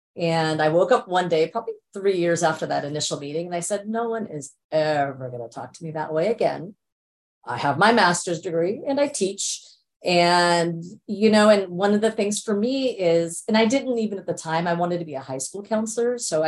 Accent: India; born there; So my parents migrated from India. I was born in India.

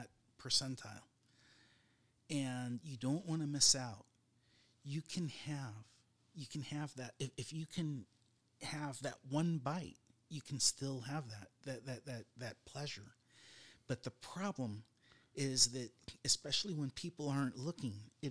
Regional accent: Southern California, United States; I'm from Southern California

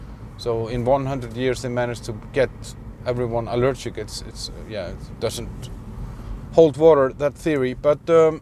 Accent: Iceland; now in Prague, Czech Republic; I'm from Iceland. I moved away from there a long time ago.

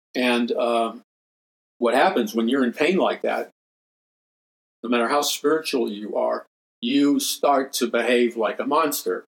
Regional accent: New York City, New York, United States; I grew up in New York City.

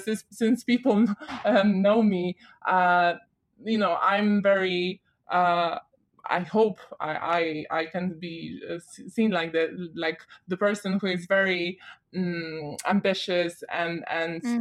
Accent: Poland; moved away as an adult; now in London, United Kingdom; I started studying in Poland, where I'm from

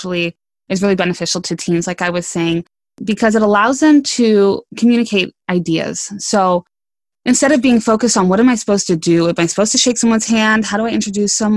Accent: West Coast, United States; I grew up on the West Coast.

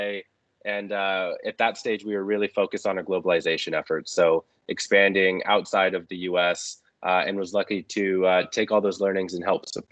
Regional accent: California, United States; moved away as an adult; also born or lived in Texas / Vancouver, Canada; now in United Kingdom; growing up in California, living in Texas

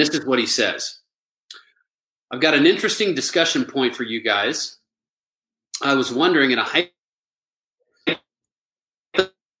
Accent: Albuquerque, New Mexico, United States; I grew up in Albuquerque, New Mexico.

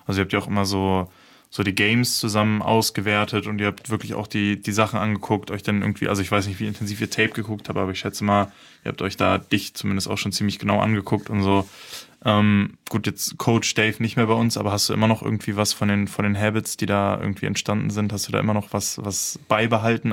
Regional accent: Berlin, Germany; ich komme aus Berlin

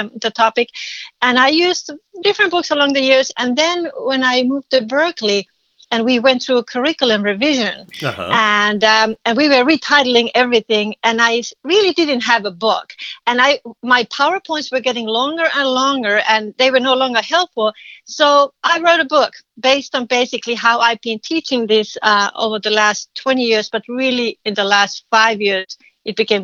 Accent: Finland; English is a second language; moved away as an adult; now in United States; I'm a Finnish. I'm from Finland. I lived in this country for 30 years.

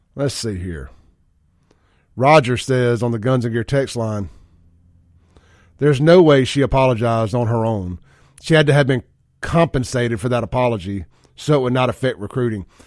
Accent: Jackson, Mississippi, United States; I am from South Jackson

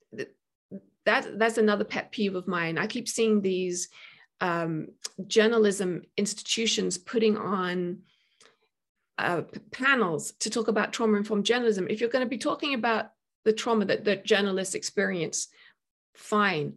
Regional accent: United Kingdom; moved away; I'm British

